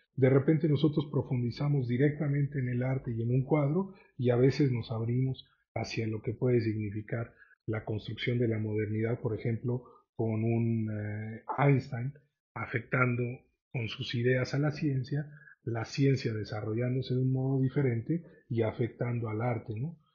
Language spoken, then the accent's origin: Spanish; Mexico; como mexicanos